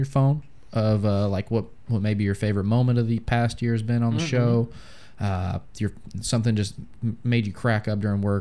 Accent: Jacksonville, Florida, United States; I was born in Jacksonville

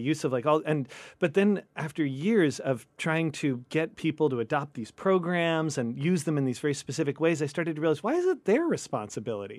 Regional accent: Bay Area, California, United States; I grew up in the Bay Area.

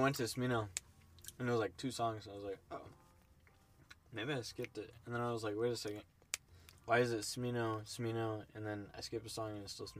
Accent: St. Louis, Missouri, United States; I'm from St. Louis too.

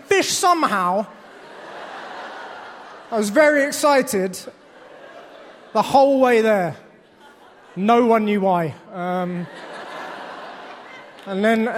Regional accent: United Kingdom; also born or lived in London; now in Washington, D.C., United States; I'm British. I live here in America now

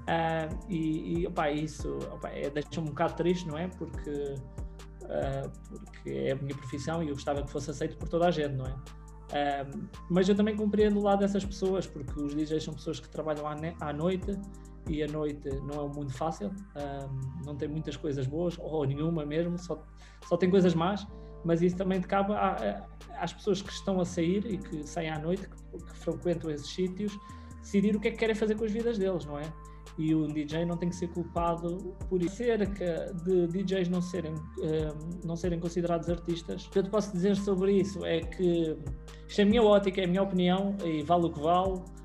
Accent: Leiria, Leiria District, Portugal; sou de Leiria

